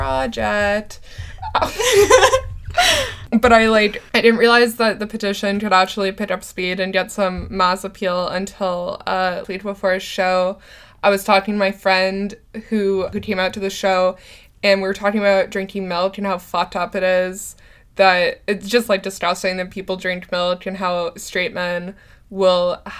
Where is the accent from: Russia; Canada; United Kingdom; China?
Canada; I'm a Canadian